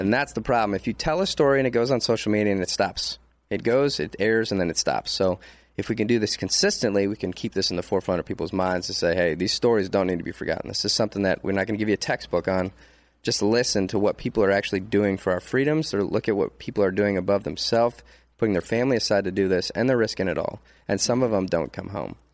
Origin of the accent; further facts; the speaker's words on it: Detroit, Michigan, United States; now in Texas, United States; I'm from Detroit, I'm proud